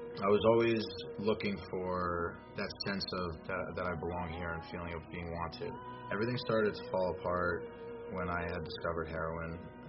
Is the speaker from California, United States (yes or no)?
no; Monmouth County, New Jersey, United States; I grew up in Monmouth County.